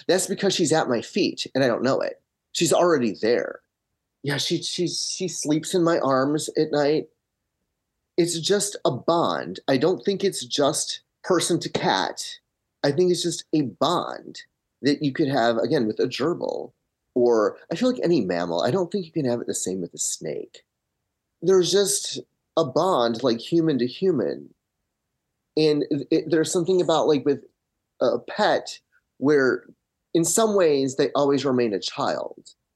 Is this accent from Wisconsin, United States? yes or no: no; Michigan, United States; moved away as an adult; now in Los Angeles, United States; I grew up in Michigan, have been in L A for twenty years.